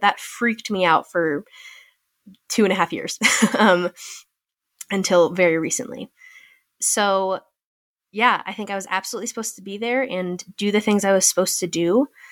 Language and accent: English; California, United States; another option to serve in California close to my hometown